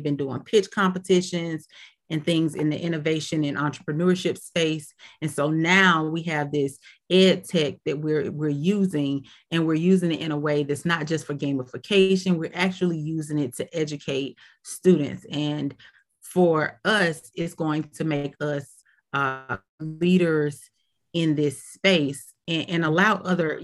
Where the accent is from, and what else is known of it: Decatur, Georgia, United States